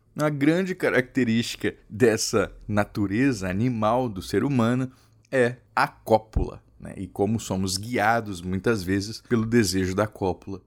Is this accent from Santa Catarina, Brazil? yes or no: no; Mato Grosso do Sul, Brazil; Eu sou de Mato Grosso do Sul